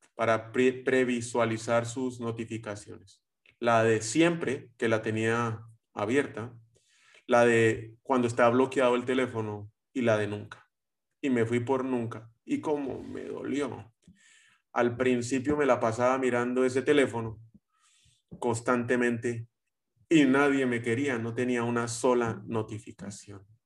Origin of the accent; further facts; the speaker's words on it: Colombia; soy colombiano